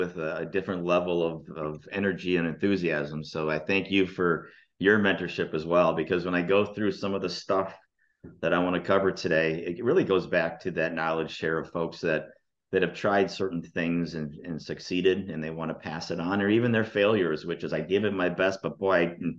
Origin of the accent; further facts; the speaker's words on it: Green Bay, Wisconsin, United States; moved away as an adult; now in Plano, United States; I'm born and raised in Green Bay